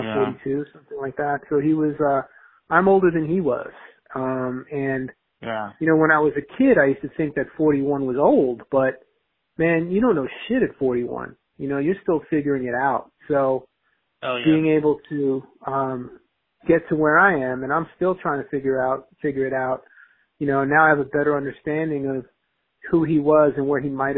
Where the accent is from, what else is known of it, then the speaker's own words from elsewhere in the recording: New York City, New York, United States; I grew up in Queens with a single mom from Haiti, in the hood